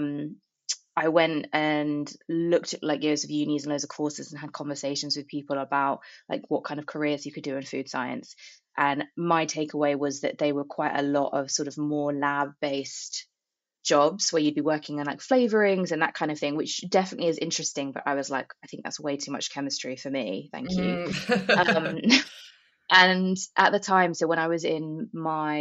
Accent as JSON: {"language": "English", "area": "Buckinghamshire", "region": "South East England", "country": "United Kingdom", "moved": "as an adult", "said": "I'm from Buckinghamshire, in a very like rural part of the country"}